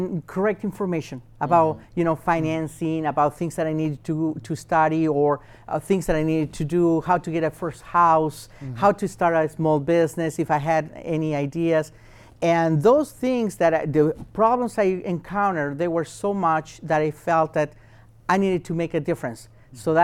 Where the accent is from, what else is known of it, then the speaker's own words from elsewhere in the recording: Chile; now in United States; I'm from Chile, South America